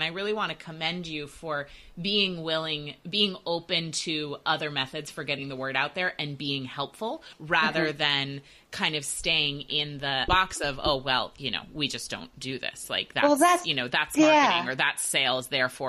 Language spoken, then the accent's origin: English; Portland, Maine, United States; we're there in Portland, Maine, and I'm like, man, I mean, Dani Shapiro is kind of a big deal. And here she is in my hometown, and we're a small city.